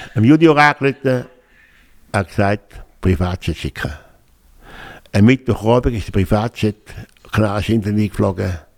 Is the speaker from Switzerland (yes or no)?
yes; Switzerland; moved away as an adult; also born or lived in Geneva / Canary Islands / Jamaica; ich bin Deutschschweizer geblieben